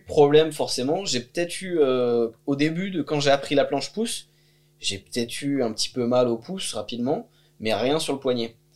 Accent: France; moved away as an adult; also born or lived in Bulgaria; je suis parti de France

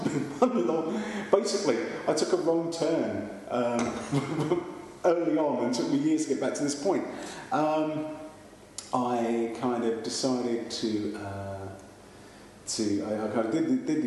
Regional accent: London, United Kingdom; accent: East End; I can't say that properly because I come from the East End and it betrays me

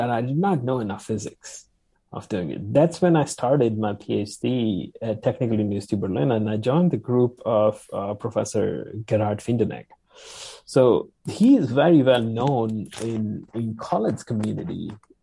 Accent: India; moved away as an adult; now in United States; I would come back and become professor in India somewhere

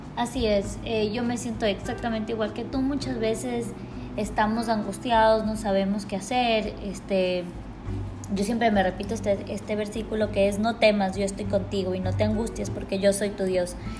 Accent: Quito, Pichincha, Ecuador; now in Guayaquil, Ecuador; yo nací en y crecí en Quito, entonces soy como un, una pequeña, un mix entre los dos lugares

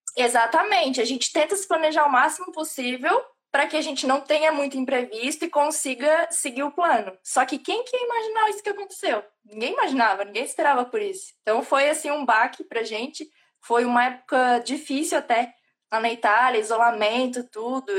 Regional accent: Santa Catarina, Brazil; moved away as an adult; also born or lived in Italy; now in Ireland; não sou gaúcha, mas tá lá pertinho, eu sou de Santa Catarina

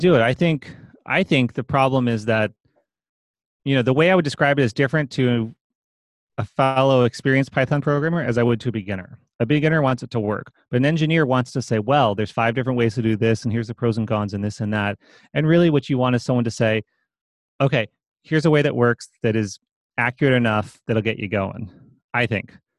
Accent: East Coast, United States; moved away as an adult; I grew up on the East Coast

